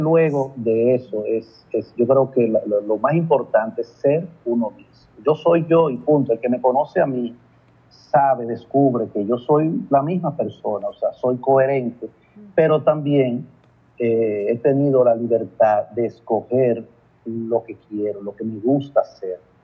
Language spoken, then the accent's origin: Spanish; Licey al Medio, Santiago, Dominican Republic; Yo soy de Santiago, de Licey al y viajo una vez cada 15 días por asunto de trabajo